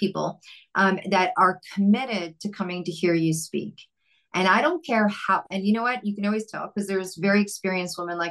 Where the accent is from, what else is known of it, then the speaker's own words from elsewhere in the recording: Vancouver, British Columbia, Canada; I'm from Vancouver, Canada